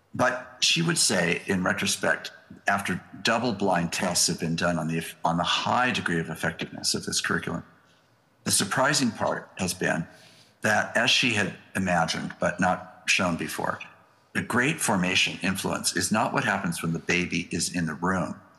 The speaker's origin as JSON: {"language": "English", "country": "United States", "said": "as an American"}